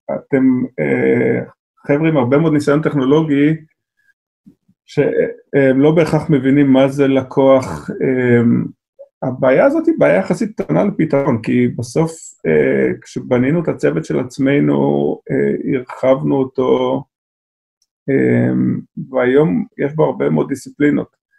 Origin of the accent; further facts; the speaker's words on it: Israel; אנחנו כישראלים